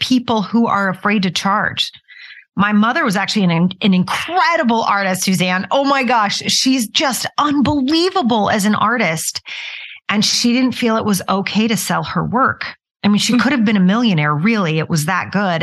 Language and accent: English; Utah, United States; moved away as an adult; also born or lived in New York City; I moved from Utah, where I was raised, to New York City, which was quite a big change